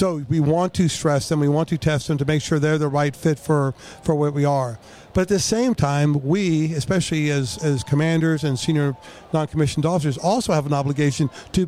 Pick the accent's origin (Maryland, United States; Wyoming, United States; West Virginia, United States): Maryland, United States; Bethesda; Bethesda, Maryland.